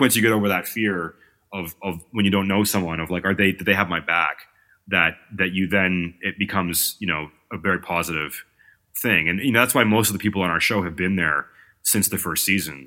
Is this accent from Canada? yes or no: yes; Toronto, Ontario, Canada; I'm from Toronto